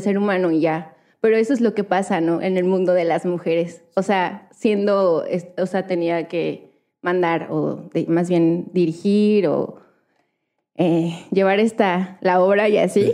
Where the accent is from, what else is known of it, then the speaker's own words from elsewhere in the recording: Actopan, Hidalgo, Mexico; yo soy de, de Hidalgo, ¿no? Y, es de Actopan, Hidalgo